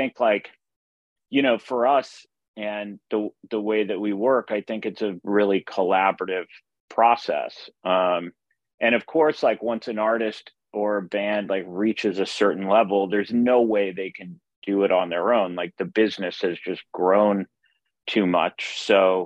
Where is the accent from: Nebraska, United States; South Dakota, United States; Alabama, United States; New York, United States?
Nebraska, United States; Omaha; I grew up in Omaha, Nebraska